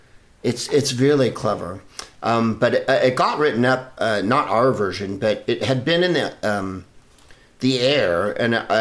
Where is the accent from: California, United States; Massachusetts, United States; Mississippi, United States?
California, United States; San Francisco; I'm from San Francisco.